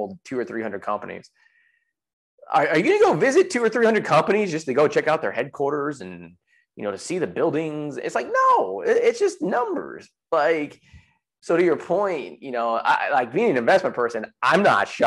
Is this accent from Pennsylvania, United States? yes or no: no; San Jose, California, United States; moved away as an adult; now in Texas, United States; I grew up in San Jose